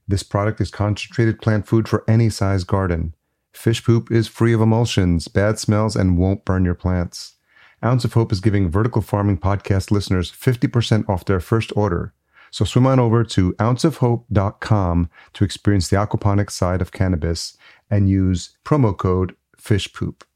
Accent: Yonkers, New York, United States; I grew up in Yonkers

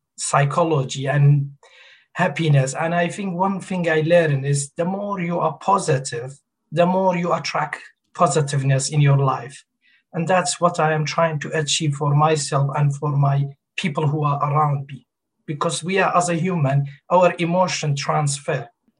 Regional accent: Kurdistan Region, Iraq; English is a second language; moved away as an adult; now in Ipswich, United Kingdom; And I moved to UK from Kurdistan, north of Iraq, 2002. I've been living in UK for the last 19 years. And I studied medicine in north of Iraq, but all my clinical work and practice been in UK.

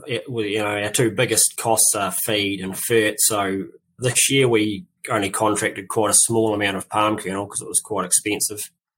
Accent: Nelson, New Zealand; born there; also born or lived in North Island; Sort of born in Nelson, and my parents were sort of early in their dairy career, sort of when I was a toddler. So, yeah, moved around a fair bit as they sort of progressed through up the ladder and, from Nelson up to North Island

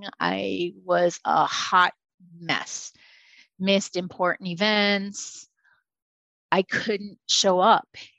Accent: New York City, New York, United States; moved away; also born or lived in Hollywood; I grew up in the Bronx. I grew up in New York City

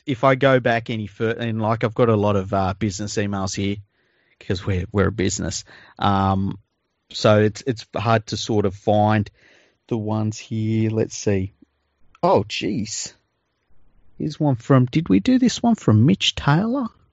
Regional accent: Sydney, New South Wales, Australia; I grew up in Tregear, and, uh, which is a suburb in Western Sydney

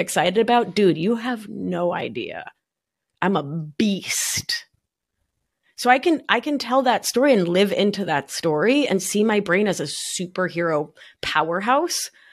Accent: Buenos Aires, Argentina; now in New York, United States; I'm a New Yorker from Buenos Aires

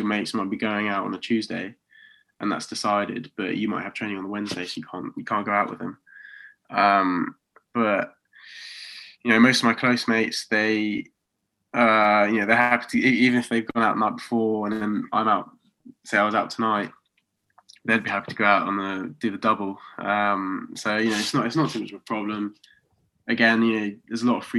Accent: Oxford, South East England, United Kingdom; moved away as an adult; now in Coventry, United Kingdom; So I'm from Oxford, but I'm living in Coventry

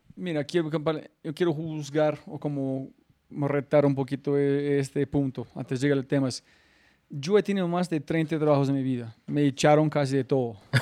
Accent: United States; Spanish is a second language; moved away; soy gringo

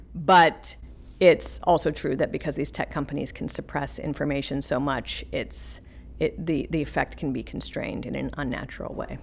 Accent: the West, United States; I grew up out west

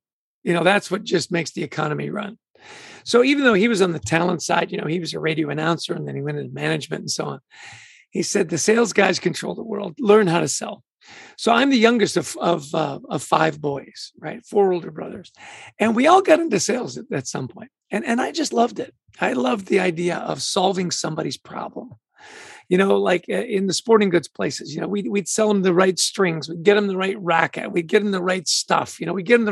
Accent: Vancouver, British Columbia, Canada; also born or lived in Edmonton, Alberta, Canada; I grew up in Vancouver, Canada, born in Edmonton, really grew up in Vancouver

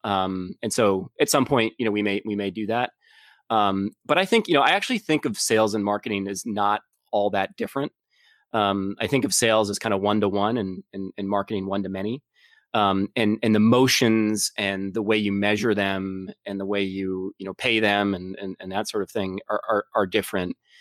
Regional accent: Boston, Massachusetts, United States; also born or lived in San Francisco; I grew up in, uh, in Boston area

